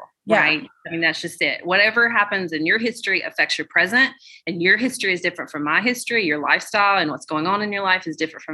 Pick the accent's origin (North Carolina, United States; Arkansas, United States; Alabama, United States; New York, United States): Alabama, United States; Birmingham; I'm from Birmingham, Alabama